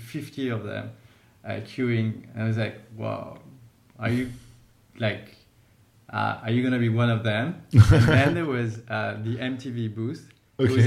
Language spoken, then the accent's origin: English; Lyon, Auvergne-Rhône-Alpes, France; I was born in Lyon. I have three brothers and sisters, so I was part of quite a big family in Lyon